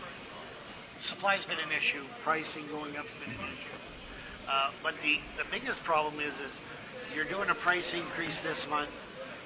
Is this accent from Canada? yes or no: yes; Canada; I'm Canadian